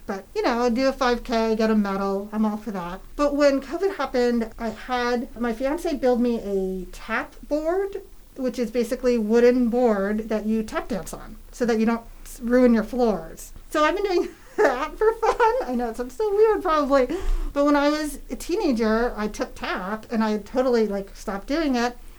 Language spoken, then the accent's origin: English; New Hampshire, United States; moved away as an adult; also born or lived in San Francisco, California / New York City; I grew up in New Hampshire